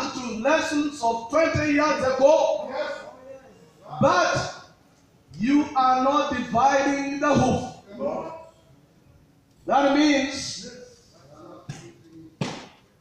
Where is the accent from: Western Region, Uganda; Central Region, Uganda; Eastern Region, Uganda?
Eastern Region, Uganda; Tororo; I come from Tororo